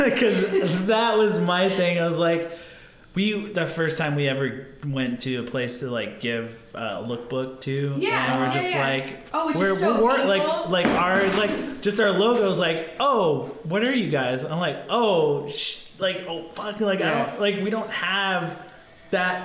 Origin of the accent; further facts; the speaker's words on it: Hopi Reservation, Arizona, United States; also born or lived in East Coast, United States; I grew up on the Hopi Reservation